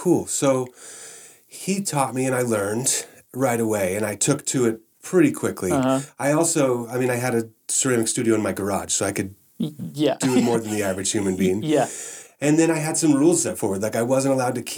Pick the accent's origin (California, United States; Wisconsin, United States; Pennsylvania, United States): California, United States; Southern; moved away as an adult; also born or lived in Nevada / Lake Tahoe / Cottonwood, California / Los Angeles County; I was in Northern California until second grade, where we moved down to Southern California, where I spent the majority of my growing up years. All my adolescent years were in Southern California